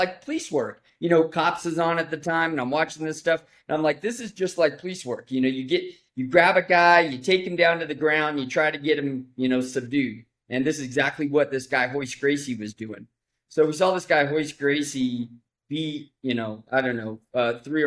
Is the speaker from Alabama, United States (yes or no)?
no; San Bernardino, California, United States; I grew up in San Bernardino